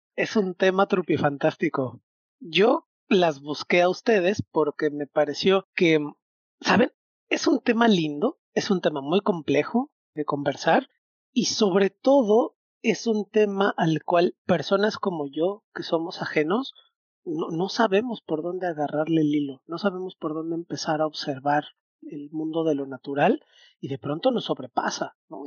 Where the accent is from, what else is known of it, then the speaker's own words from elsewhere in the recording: Mexico City, Mexico; now in Mérida, Mexico; Yo crecí en un departamento en Ciudad de México